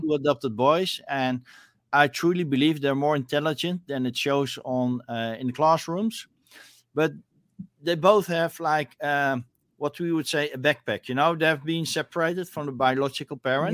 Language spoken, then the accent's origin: English; Netherlands; I'm from Netherlands